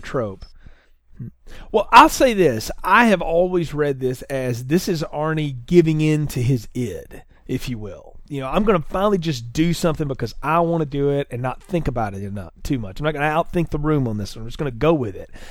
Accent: the South, United States; I grew up in the South

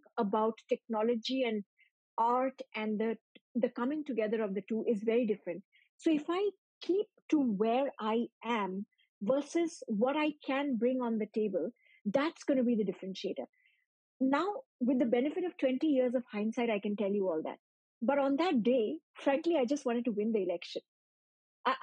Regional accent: Shillong, Meghalaya, India; moved away as an adult; also born or lived in Delhi; I'm from Shillong

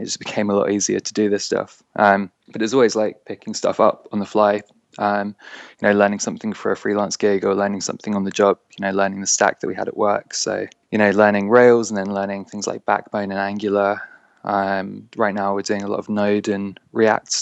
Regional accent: London, United Kingdom; I'm from London

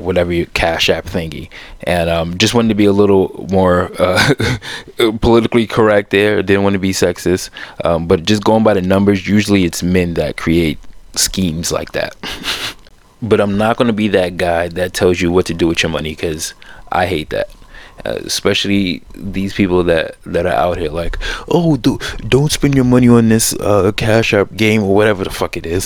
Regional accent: New York, United States; being a New Yorker and being around it

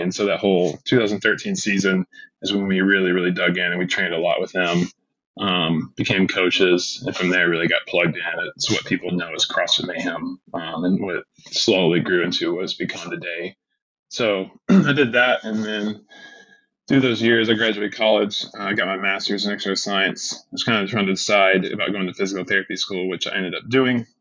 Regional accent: Chattanooga, Tennessee, United States; I grew up in Chattanooga, Tennessee

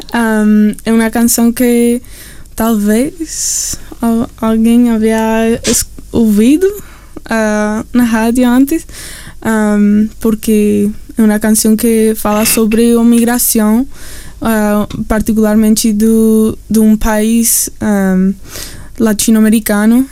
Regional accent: Vancouver, British Columbia, Canada; Portuguese is a second language; moved away as an adult; also born or lived in Mexico / Amazonas, Brazil; now in Brazil; eu cresci, eu nasci em Canadá, um, ah, em Vancouver. Uhum. E, então, toda a minha vida eu morei lá

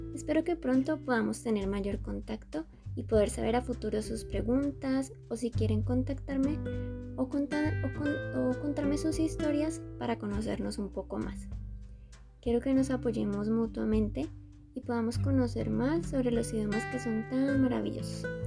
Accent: Colombia; Soy colombiana.

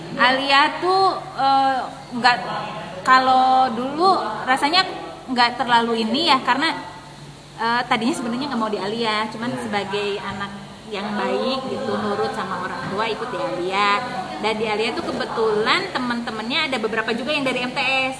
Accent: Majalengka, West Java, Indonesia; moved away as an adult; now in Tangerang, Indonesia; lahir di Majalengka, T K, S D, eh, sampai Aliyah

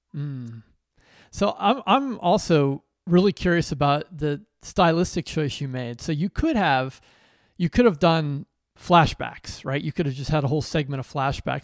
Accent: Pennsylvania, United States; moved away; also born or lived in New Jersey; I was born and raised in Pennsylvania

